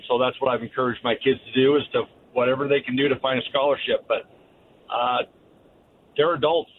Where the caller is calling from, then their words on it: Kaysville, Utah, United States; I'm calling from Kaysville.